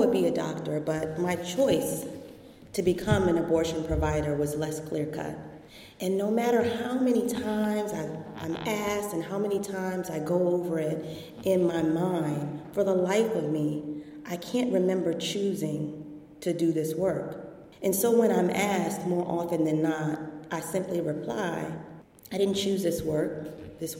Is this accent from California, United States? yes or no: no; Washington, District of Columbia, United States; I grew up in Washington, D.C., the seat of our federal government